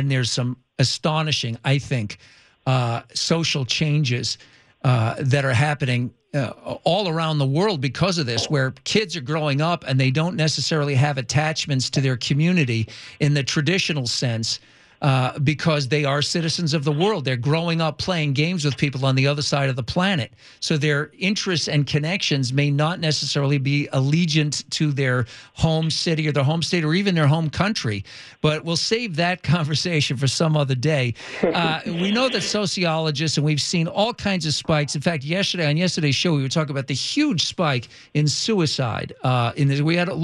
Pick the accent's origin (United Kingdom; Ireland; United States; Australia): United States; East Coast; now in Los Angeles, United States; I live out here and I grew up on the East Coast